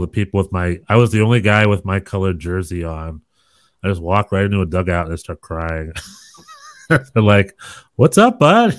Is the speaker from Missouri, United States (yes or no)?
no; North Carolina, United States; I am from North Carolina